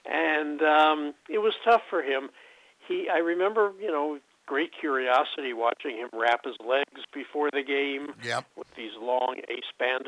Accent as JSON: {"language": "English", "town": "Brooklyn", "region": "New York", "country": "United States", "tie": "born or raised there", "said": "I was 7. I was living in Brooklyn. Brooklyn won the World Series, and everybody was dancing in the streets."}